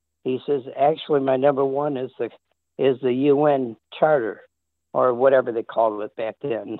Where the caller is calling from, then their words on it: North Carolina, United States; I'm from North Carolina.